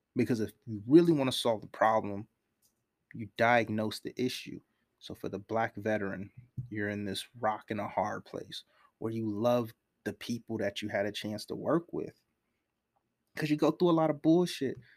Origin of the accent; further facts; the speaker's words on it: United States; I'm from America